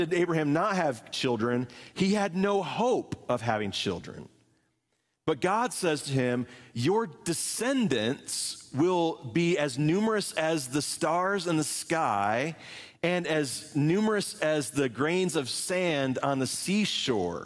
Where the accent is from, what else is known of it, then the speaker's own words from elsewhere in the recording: Indianapolis, Indiana, United States; moved away as an adult; also born or lived in St. Louis, Missouri / Seymour, Indiana / Muncie, Indiana; now in Appleton, United States; I grew up in Indianapolis, Indiana